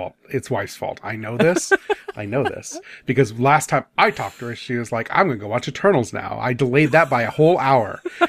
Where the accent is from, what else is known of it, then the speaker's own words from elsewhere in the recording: Midwest, United States; I'm a Midwesterner. I eat my teas, so it's Atawan.